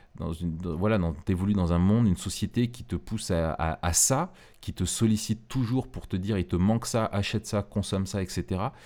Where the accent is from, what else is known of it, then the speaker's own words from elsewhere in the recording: France; nous, en tant que Français